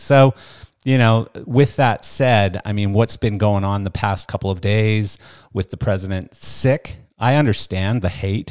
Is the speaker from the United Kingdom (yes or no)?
no; Canada; moved away; I come from Canada. I come from a fairly liberal country.